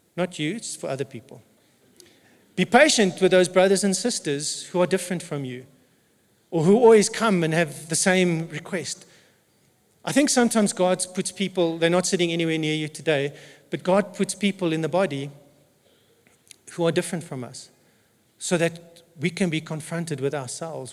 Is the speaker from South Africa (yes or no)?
yes; South Africa; first language English; I'm an English speaking South African who happens to be white